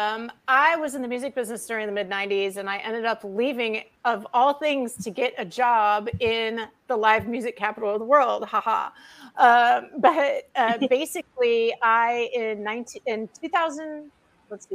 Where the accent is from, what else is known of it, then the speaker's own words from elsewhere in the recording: Detroit, Michigan, United States; moved away as an adult; also born or lived in Austin, Texas; growing up in the Motor City